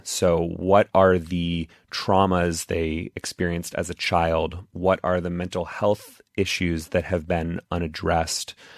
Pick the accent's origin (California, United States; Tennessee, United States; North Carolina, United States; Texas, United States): Texas, United States; I grew up in Texas